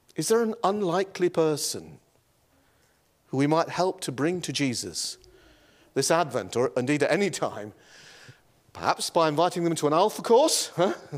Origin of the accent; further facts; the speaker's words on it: Yorkshire and the Humber, United Kingdom; moved away; I was raised in the county